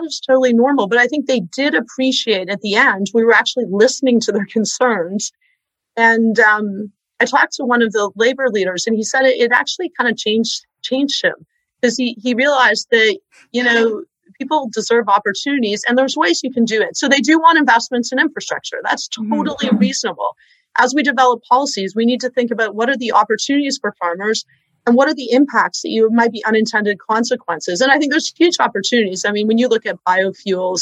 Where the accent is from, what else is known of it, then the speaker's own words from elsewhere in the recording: Hamilton, Ontario, Canada; I'm from Hamilton. I'm a competitive swimmer